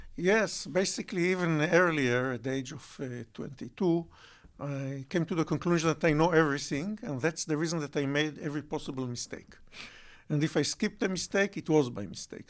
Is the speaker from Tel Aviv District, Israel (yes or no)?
yes; Bat Yam, Tel Aviv District, Israel; also born or lived in Holon; I grew up, uh, in Batiam and Jolón